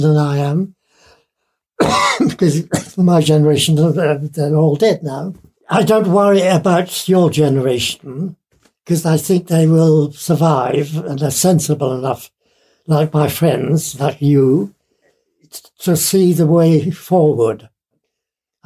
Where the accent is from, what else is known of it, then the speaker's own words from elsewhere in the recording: Isle of Man; now in France; In fact, I'm not English because I'm Manx. The Isle of Man.